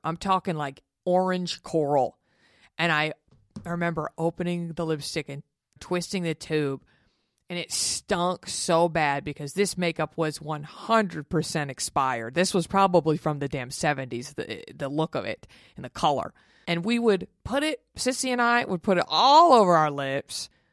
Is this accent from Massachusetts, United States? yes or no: no; Dallas, Texas, United States; moved away; in Dallas in my hometown